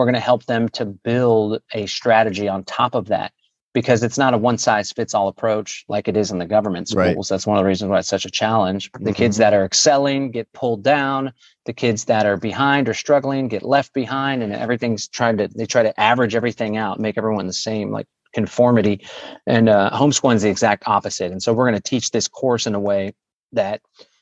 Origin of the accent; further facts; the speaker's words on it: Austin, Texas, United States; I was born and raised in Austin